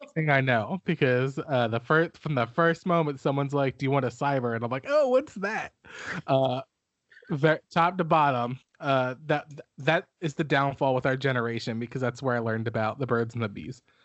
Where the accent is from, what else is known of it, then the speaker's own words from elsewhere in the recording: Philadelphia, Pennsylvania, United States; I'm from Philly